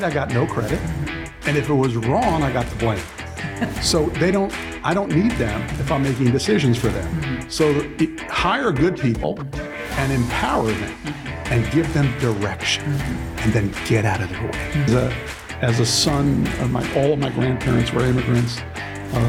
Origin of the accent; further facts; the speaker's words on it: New York City, New York, United States; I grew up in the Bronx